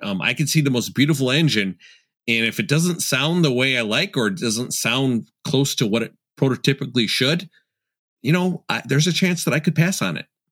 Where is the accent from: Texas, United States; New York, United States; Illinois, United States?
Illinois, United States; Chicago; also born or lived in Elmhurst; I'm from Chicago